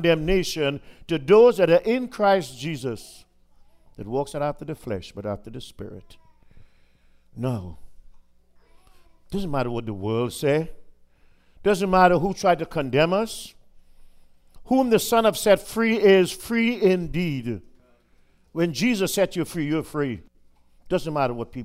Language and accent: English; Trinidad & Tobago; moved away; I was in back in my home country of Trinidad